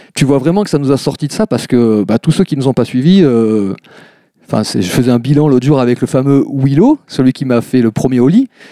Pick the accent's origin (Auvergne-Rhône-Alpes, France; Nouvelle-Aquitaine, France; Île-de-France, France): Nouvelle-Aquitaine, France; Bordeaux; also born or lived in Bassens; alors oui, je suis un vrai Bordelais. Euh, je, suis, euh, je suis né à Bordeaux. Et après, je suis parti euh, en banlieue de Bordeaux, à Bassins, plus exactement, à l'âge de 6 euh, ans.